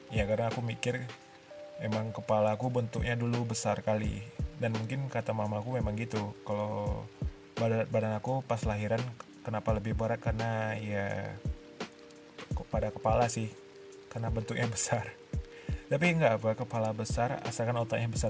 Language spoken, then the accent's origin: Indonesian; Duri, Riau, Indonesia; born there; aku lahir di Duri pada tahun 1999. Aku lahir pada bulan puasa waktu itu.